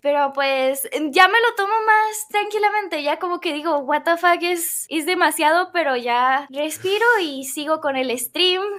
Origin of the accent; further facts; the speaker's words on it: Colombia; Soy colombiana, eh, soy colombiana